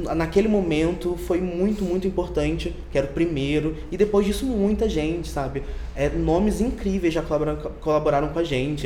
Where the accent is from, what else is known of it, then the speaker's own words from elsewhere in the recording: Rio de Janeiro, Brazil; accent: chiado carioca; now in São Paulo, Brazil; sou do Rio de Janeiro, por isso que eu chio